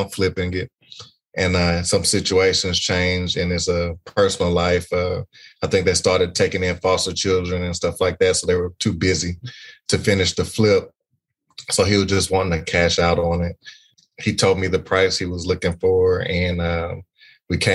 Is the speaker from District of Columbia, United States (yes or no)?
no; Beaumont, Texas, United States; I'm from Beaumont, Texas.